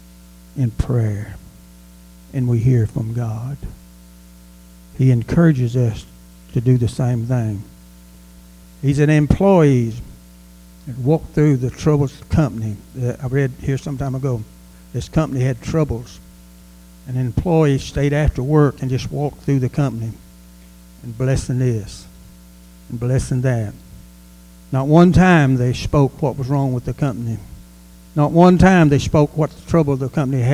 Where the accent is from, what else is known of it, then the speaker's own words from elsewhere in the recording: United States; we are American, and we live in America